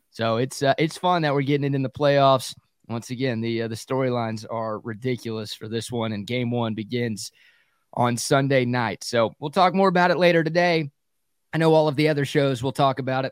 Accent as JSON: {"language": "English", "area": "Dallas–Fort Worth Metroplex", "region": "Texas", "country": "United States", "tie": "born or raised there", "said": "I grew up in the Metroplex"}